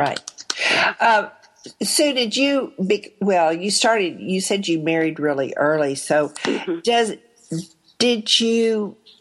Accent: Arkansas, United States; also born or lived in Texas; I was in Arkansas when I grew up, born in Texas, raised in Arkansas

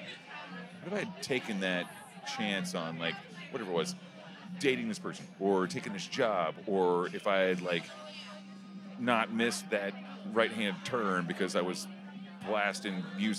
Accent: Oklahoma, United States; My thing is I'm from Oklahoma, so I take shots the way I dance.

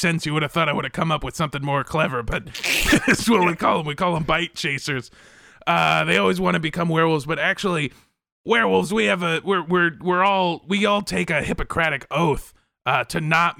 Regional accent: Encino, California, United States; I did spend a lot of time growing up in Encino, and now I live in Van Nuys

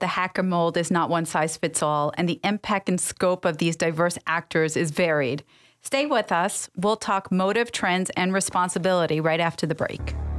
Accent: New York, United States; also born or lived in Middle East; I grew up in New York.

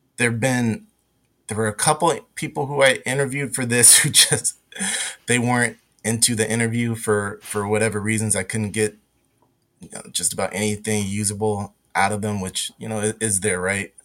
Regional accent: West Coast, United States; I grew up on the West Coast

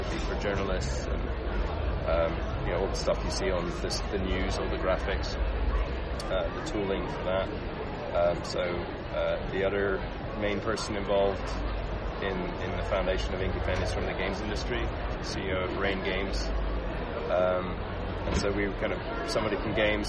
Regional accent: Luxembourg; moved away; I grew up in Luxembourg, actually, like a small country in Central Europe

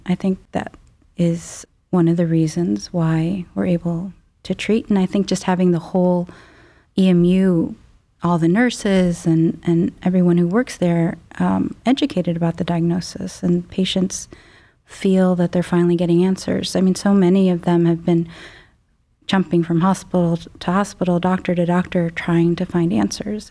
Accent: Chicago suburbs, Illinois, United States; moved away as an adult; now in Cleveland, United States; I grew up in the Midwest, um, Chicago suburbs

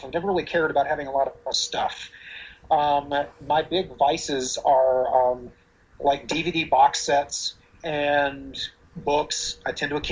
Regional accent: Roanoke, Virginia, United States; I was born and raised in Roanoke, Virginia

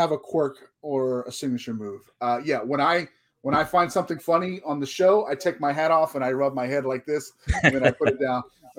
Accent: Texas, United States; I grew up right here in Texas with the WCCW

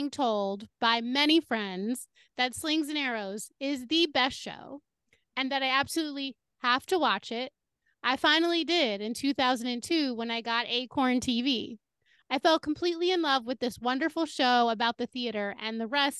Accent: United States

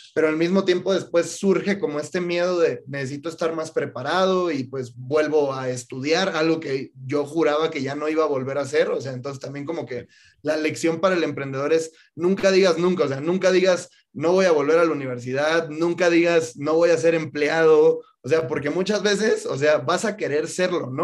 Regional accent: Mexico; Yo, como muchos mexicanos, fui a la universidad

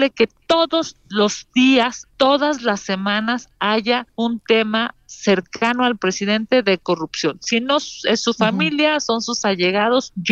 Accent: Mexico City, Mexico; Soy de aquí de la Ciudad de México

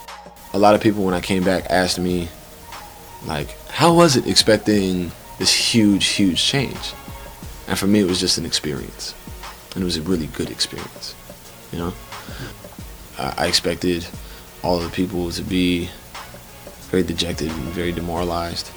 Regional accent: Chicago, Illinois, United States; moved away as an adult; now in Stanford, United States; I'm from Chicago, Illinois, Chicago proper.

